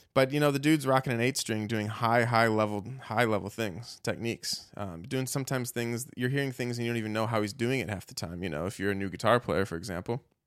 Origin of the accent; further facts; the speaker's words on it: United States; I'm an American. I grew up here, but, you know, my Irish, uh, my, my family, my dad, you know, embraces that Irish heritage